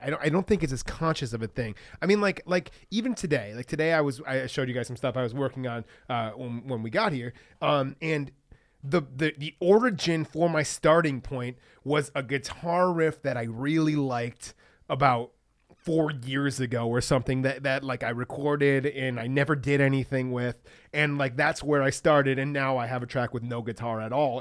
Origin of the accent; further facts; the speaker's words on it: Michigan, United States; we're all from Michigan here